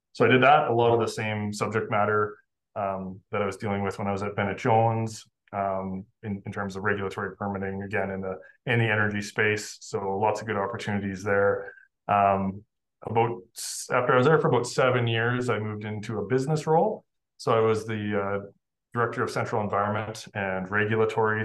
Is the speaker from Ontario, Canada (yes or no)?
no; Oxbow, Saskatchewan, Canada; moved away as an adult; now in Calgary, Canada; I grew up in Oxbow, Saskatchewan